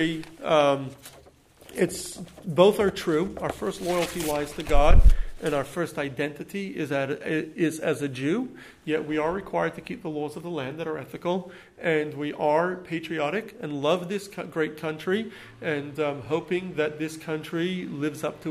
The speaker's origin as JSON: {"language": "English", "country": "United States", "also_born_or_lived": "Australia", "said": "We as American citizens"}